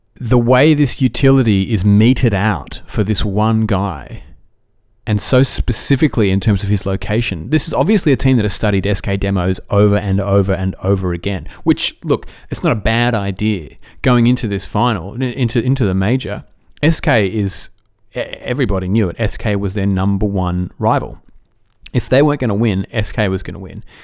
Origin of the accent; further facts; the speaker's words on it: Australia; I'm Australian